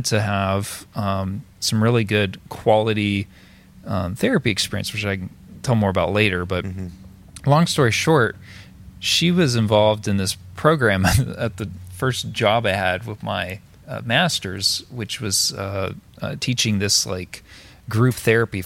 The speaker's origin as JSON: {"language": "English", "area": "outside Nashville", "region": "Middle Tennessee", "country": "United States", "also_born_or_lived": "Knoxville", "lives_now": "Maryville, United States", "said": "I'm not from Maryville, but I'm from outside Nashville, Middle Tennessee"}